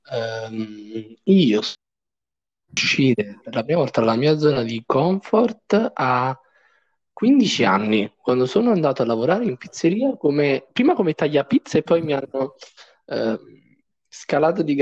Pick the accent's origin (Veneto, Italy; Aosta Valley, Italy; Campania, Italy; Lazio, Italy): Campania, Italy; alla provincia di Caserta.